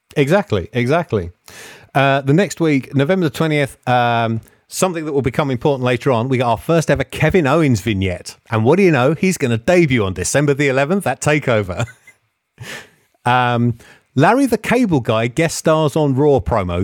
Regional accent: England, United Kingdom; accent: English; they heard my English accent

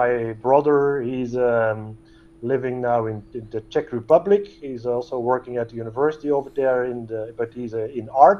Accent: Antwerp, Flanders, Belgium; also born or lived in Netherlands; I've been born and raised around Antwerp, and did everything over there

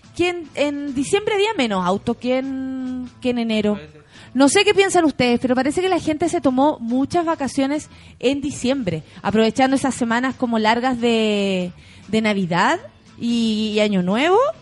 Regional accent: Chile

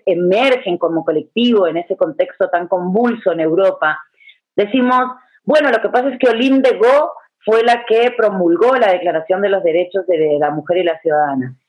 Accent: Uruguay; now in Guatemala; Yo vivo hace 20 años aquí, debo aclararlo, pero nací en Uruguay

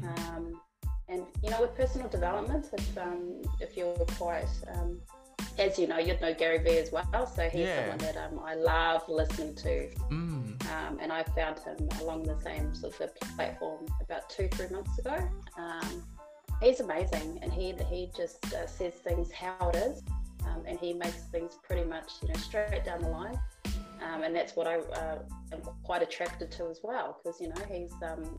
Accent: Melbourne, Victoria, Australia; I am from Melbourne, Australia.

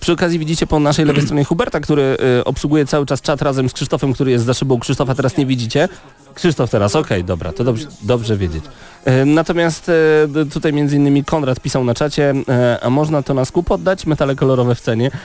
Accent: Poland; jestem z Polski

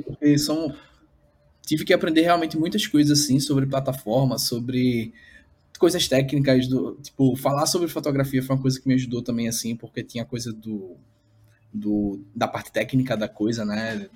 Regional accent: Recife, Pernambuco, Brazil; sou daqui de Recife

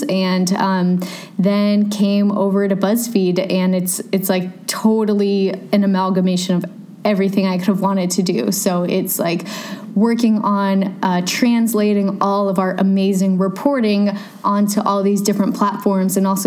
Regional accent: Seattle, Washington, United States; moved away as an adult; now in New York, United States; I'm from Seattle

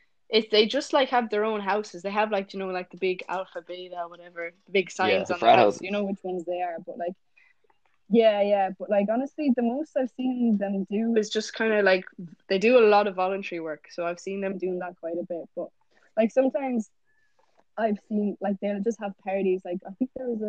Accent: Ireland; first language English; moved away as an adult; now in United States; in Ireland, don't they speak Swedish?" And I was like, no, English is my first language

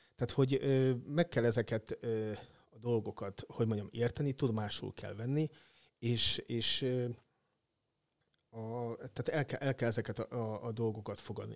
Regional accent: Nyíregyháza, Szabolcs-Szatmár-Bereg, Hungary; now in Szeged, Hungary; szülővárosom labdarúgás, a nyíregyházi labdarúgás

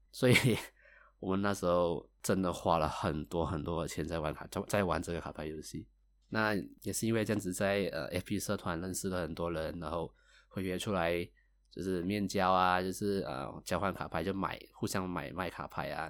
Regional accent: Malaysia; 我是一个来自马来西亚的九零后上班族

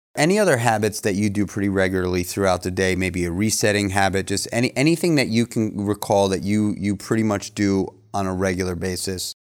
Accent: New York, United States; everybody I, that I grew up with in New York

